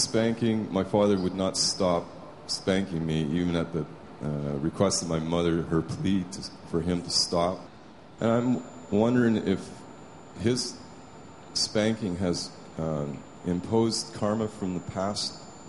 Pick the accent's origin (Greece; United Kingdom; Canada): Canada; Vancouver, British Columbia; I'm from Vancouver, Canada.